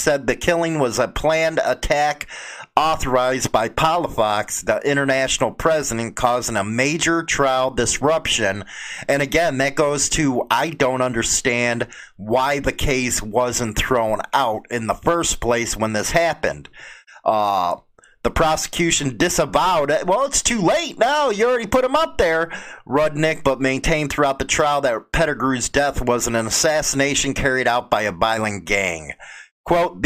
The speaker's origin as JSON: {"language": "English", "country": "United States", "said": "as an American"}